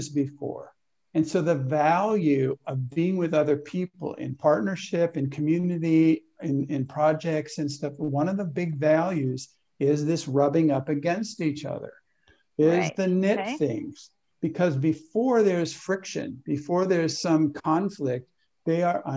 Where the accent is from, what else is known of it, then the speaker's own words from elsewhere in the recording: California, United States; I was raised in California